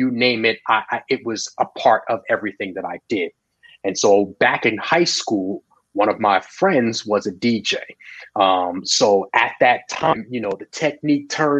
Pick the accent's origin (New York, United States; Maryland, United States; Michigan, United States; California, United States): New York, United States; Long Island; I grew up on Long Island